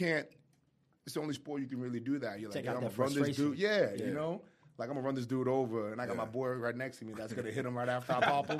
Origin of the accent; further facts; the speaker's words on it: Boston, Massachusetts, United States; So I grew up in Boston. I'm from Boston, born and raised. I was a Patriots fan growing up.